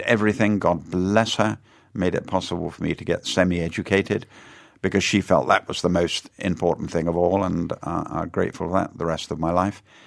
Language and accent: English; Weston-super-Mare, South West England, United Kingdom; In the Western Supermare in Somerset. I'm a West Country boy. That's where I come from